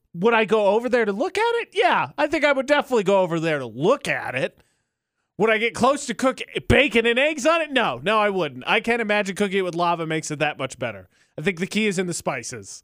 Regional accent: Indiana, United States; I'm from the Midwest

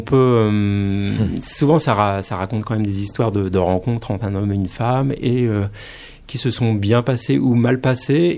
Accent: Poitou, Nouvelle-Aquitaine, France; now in Paris, France; je suis originaire du Poitou

